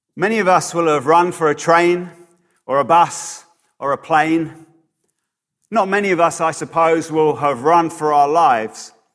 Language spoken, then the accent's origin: English; Bedford, East of England, United Kingdom; my hometown of Bedford